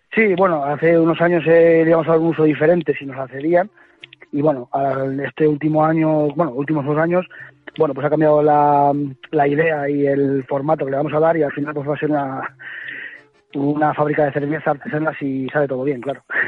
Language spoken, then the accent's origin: Spanish; Valdelagua del Cerro, Castile and León, Spain; Valderagua del Cerro, te podría decir, no es porque sea mi pueblo, es maravilloso.